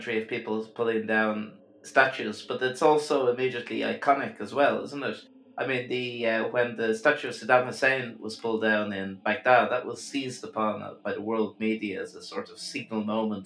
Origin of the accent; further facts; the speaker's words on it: Dublin, Leinster, Ireland; close to where I grew up in Fairview Park